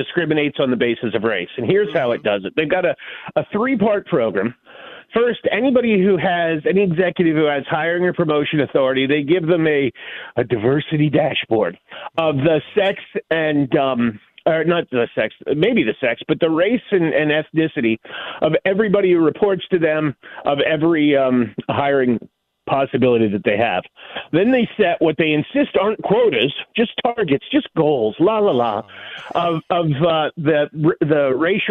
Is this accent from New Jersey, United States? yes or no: no; Pennsylvania, United States; moved away; also born or lived in Virginia; I grew up in the hills of Pennsylvania